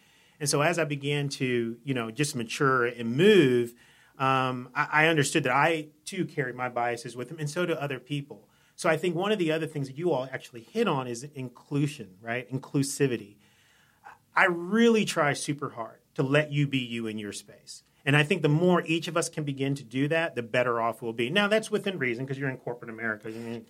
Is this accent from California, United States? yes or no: no; Columbia, Maryland, United States; moved away as an adult; also born or lived in Albany, New York / Jacksonville, Florida; now in Wilmington, United States; I grew up in Columbia, Maryland